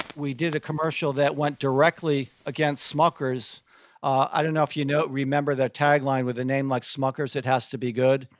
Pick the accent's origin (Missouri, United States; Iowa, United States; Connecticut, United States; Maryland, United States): Connecticut, United States; moved away as an adult; also born or lived in Syracuse, New York / Atlanta, Georgia; I grew up in Connecticut, went to school at Syracuse, upstate New York